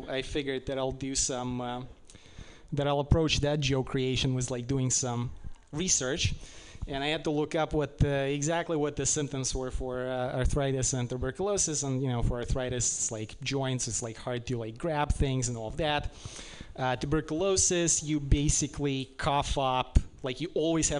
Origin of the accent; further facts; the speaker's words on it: Russia; English is a second language; now in United States; I'm from Russia